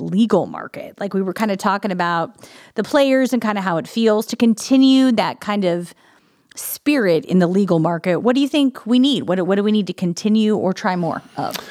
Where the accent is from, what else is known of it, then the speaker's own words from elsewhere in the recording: Illinois, United States; now in Columbus, United States; I grew up in Illinois